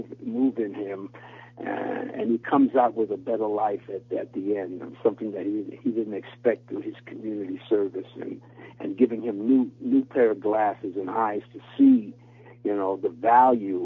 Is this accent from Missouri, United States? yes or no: no; New York City, New York, United States; as I was growing up in New York City